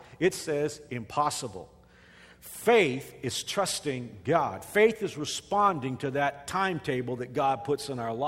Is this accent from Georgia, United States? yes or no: no; Texas, United States; moved away as an adult; now in Wichita, United States; I'm a Texan